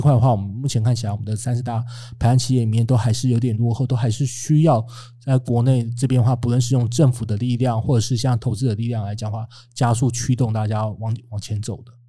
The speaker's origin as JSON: {"language": "Chinese", "country": "Taiwan", "said": "我们台湾很多的卡车可能就是本来是买，买二手的"}